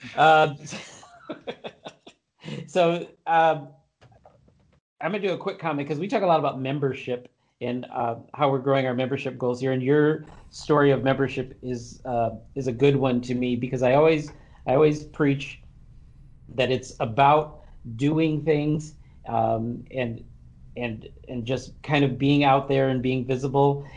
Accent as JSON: {"language": "English", "town": "Kalamazoo", "region": "Michigan", "country": "United States", "tie": "born or raised there", "said": "I'm from Kalamazoo"}